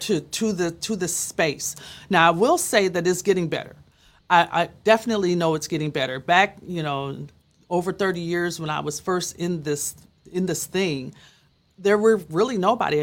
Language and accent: English; Minneapolis, Minnesota, United States; I'm from Minneapolis